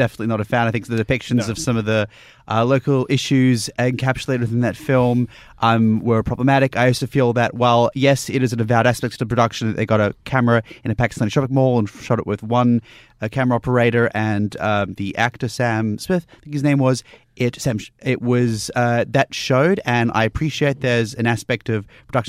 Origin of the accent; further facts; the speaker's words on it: Newcastle, New South Wales, Australia; my hometown